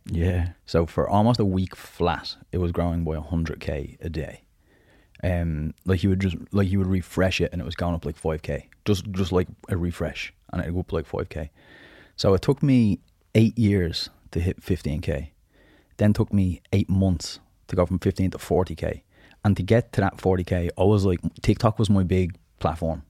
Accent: Dublin, Leinster, Ireland; also born or lived in Southside, Dublin; I'm originally from the Northside, so right beside Barmount, small little estate called Kilmore.

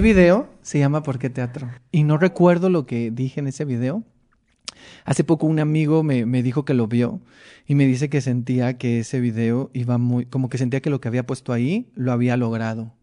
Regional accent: Mexicali, Baja California, Mexico; moved away; yo soy de Mexicali, no, no veía, no hay tanto teatro allá

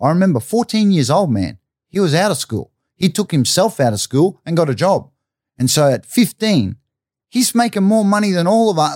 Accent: Brisbane, Queensland, Australia; I grew up, I grew up in Stafford or Everton Park, Stafford, uh, suburb of North Brisbane

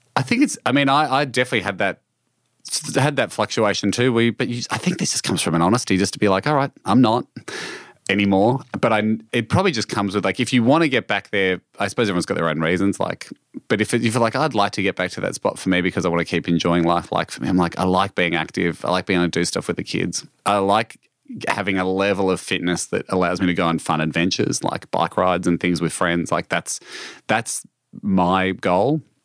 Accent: Australia; this is, of course, my home country

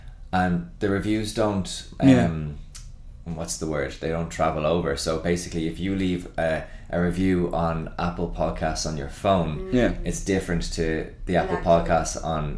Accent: Dublin, Leinster, Ireland; now in New York, United States; I live in New York, but I'm from Dublin, and this man's like pronunciation is atrocious.

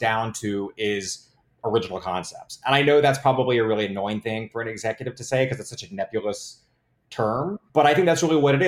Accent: Tennessee, United States; moved away; I'm from Tennessee originally

